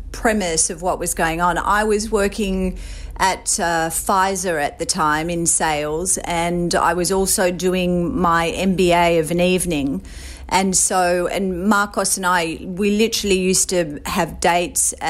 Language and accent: English; Sydney, New South Wales, Australia; moved away as an adult; also born or lived in Brooklyn; now in New York City, United States; I grew up in Sydney, Australia. I was raised on the Northern Beaches, beautiful place in the world. And I moved to New York City when I was 29.